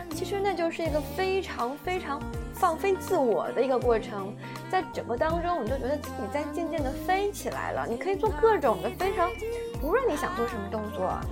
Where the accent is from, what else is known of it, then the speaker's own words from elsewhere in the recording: China; 我们中国人